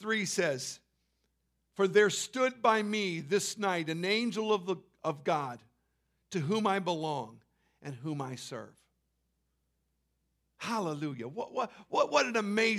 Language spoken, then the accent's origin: English; Canada; also born or lived in Central California; I'd been to Florida as a Canadian